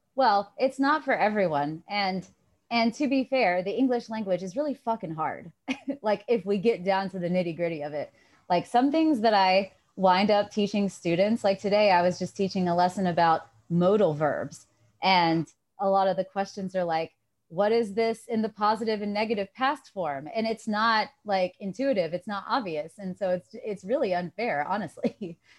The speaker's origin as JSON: {"language": "English", "town": "Johnson City", "region": "Tennessee", "country": "United States", "tie": "born or raised there", "said": "I'm from Johnson City, Tennessee"}